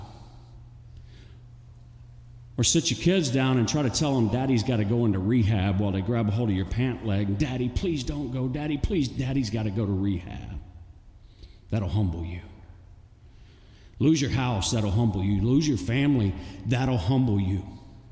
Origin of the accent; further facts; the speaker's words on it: Texas City, Texas, United States; I grew up in Texas City, Galveston